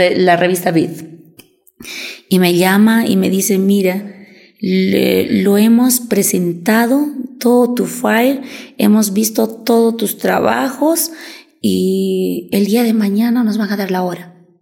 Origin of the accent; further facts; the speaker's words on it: Cusco, Peru; also born or lived in Tacna; como cusqueña yo me siento muy orgullosa